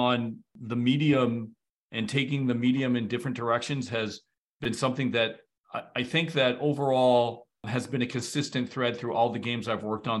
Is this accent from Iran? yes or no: no; Canada; I'm from Canada